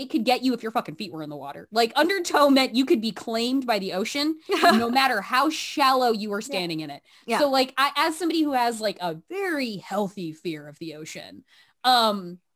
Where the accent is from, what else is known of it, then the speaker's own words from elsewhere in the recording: Oregon, United States; I grew up in Oregon